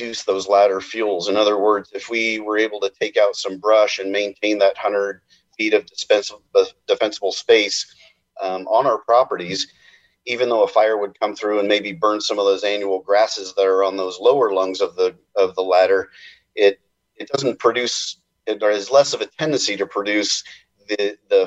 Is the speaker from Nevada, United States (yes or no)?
no; Redding, California, United States; I'm from the Reading area